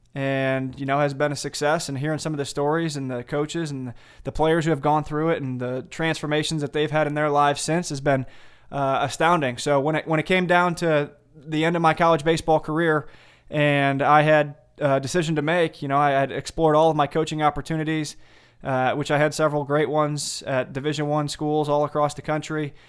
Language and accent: English; Sandwich, Illinois, United States; I grew up in Sandwich, Illinois, a small suburb about an hour straight west of Chicago